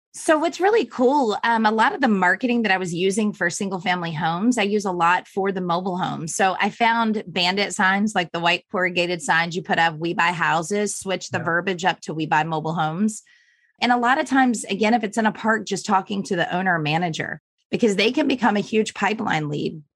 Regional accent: Virginia, United States; moved away; also born or lived in Florida; I grew up in Virginia

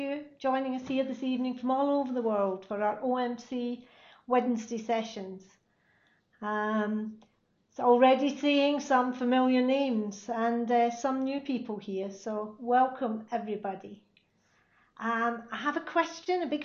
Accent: Glasgow, Scotland, United Kingdom; Glasgow in Scotland, my hometown

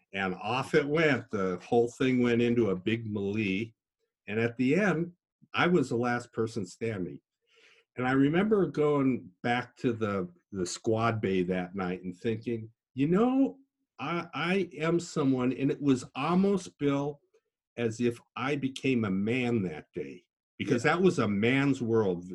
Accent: Des Moines, Iowa, United States; also born or lived in Duluth, Minnesota; I was born in Duluth, Minnesota, which has about six months of winter, and I learned to ski. But we did move to Iowa

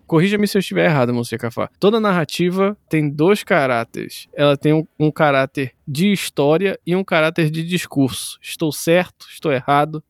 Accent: North Region of Brazil, Brazil; nós somos nortistas

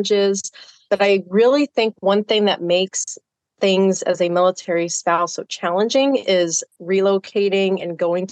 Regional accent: South Texas, United States; I grew up in South Texas

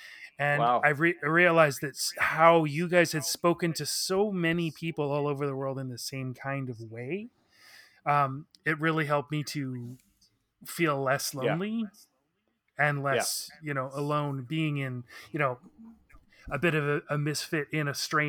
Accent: Victoria, British Columbia, Canada; was just the good band, the cool band from my hometown.

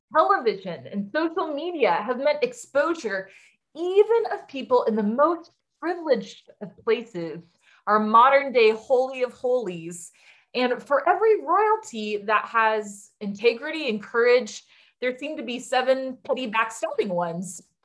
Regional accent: United States; as an American

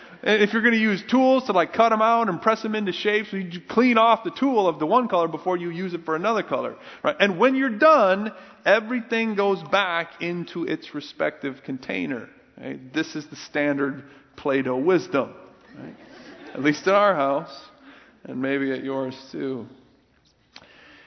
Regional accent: Minnesota and Iowa, Midwest, United States; I grew up in the Midwest, primarily Minnesota and Iowa, white bread areas

